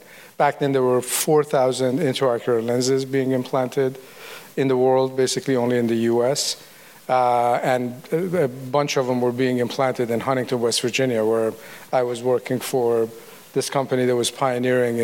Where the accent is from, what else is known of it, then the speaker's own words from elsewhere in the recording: Iran; also born or lived in Tennessee, United States; now in United States; I'm a refugee from the Iran Revolution, basically. I came to the U.S. in 1978.